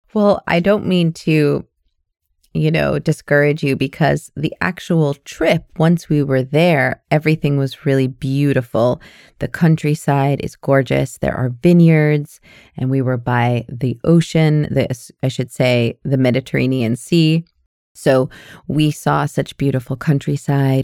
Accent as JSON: {"language": "English", "country": "United States", "moved": "yes", "lives_now": "Canada", "said": "I'm an American with a Canadian permanent residency"}